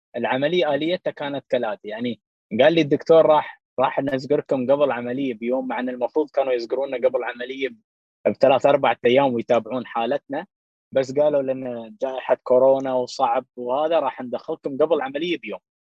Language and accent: Arabic; Dubai, United Arab Emirates; في البلاد عندنا في دبي